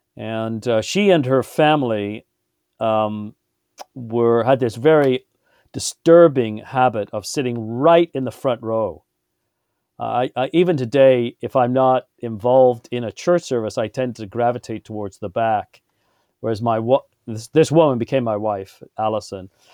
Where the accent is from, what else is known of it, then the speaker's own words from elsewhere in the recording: Birmingham, West Midlands, United Kingdom; I was born in England and, uh, in Birmingham